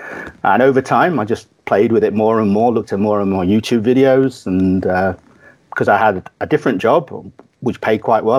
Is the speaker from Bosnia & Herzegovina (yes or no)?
no; Kathmandu, Bagmati, Nepal; born there; Yeah, Kathmandu, Nepal.